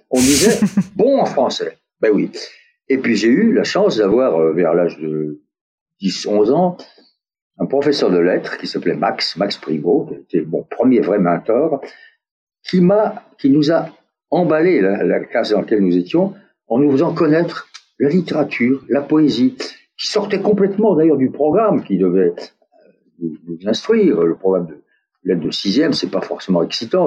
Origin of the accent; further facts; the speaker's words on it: France; accent: French; moved away; also born or lived in United States; mon accent français